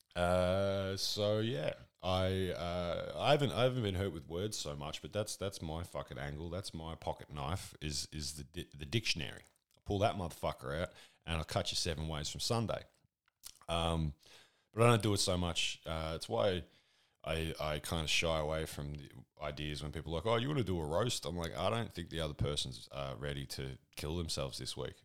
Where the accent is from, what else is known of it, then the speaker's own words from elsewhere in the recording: Australia; I'm Australian